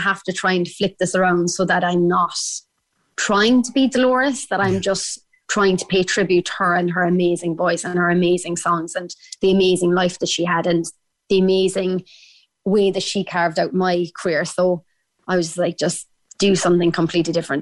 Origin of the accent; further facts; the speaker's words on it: Ireland; accent: Irish; my Irish accent